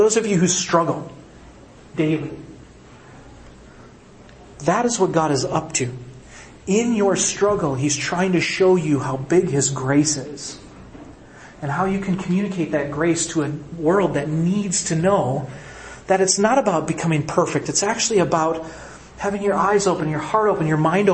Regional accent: Midwest, United States; I'm from the Midwest

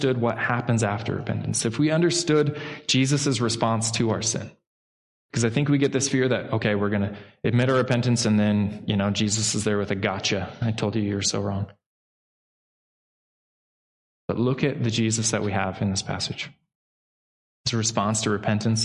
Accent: Pacific Northwest, United States; I grew up in the Pacific Northwest

